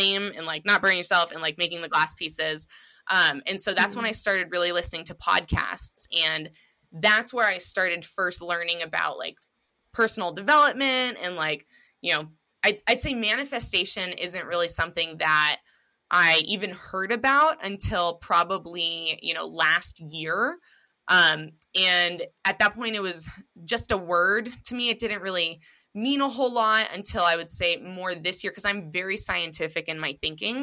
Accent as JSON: {"language": "English", "town": "Seattle", "region": "Washington", "country": "United States", "tie": "born or raised there", "said": "me and my husband growing up in Seattle, Washington"}